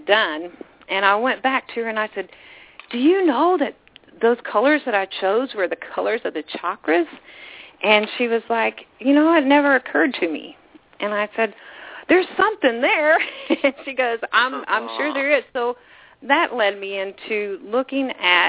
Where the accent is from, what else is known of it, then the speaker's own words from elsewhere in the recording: Southeast Missouri, United States; moved away as an adult; also born or lived in Houston, Texas / Australia; I was raised in Southeast Missouri, but I left when I was 18 to move to Houston